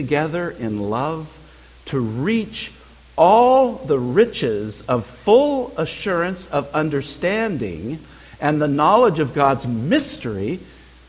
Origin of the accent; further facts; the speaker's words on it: California, United States; As a kid, I grew up in the state of California.